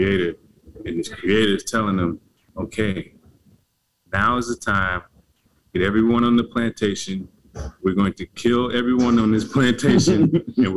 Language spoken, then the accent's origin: English; the South, United States; I grew up in the South, so like in an AME church